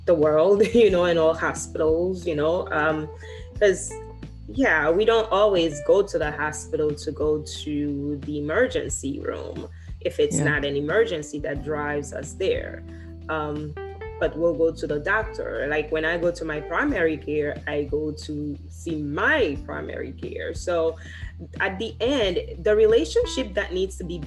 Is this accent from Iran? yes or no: no; Haiti; moved away; I grew up in Haiti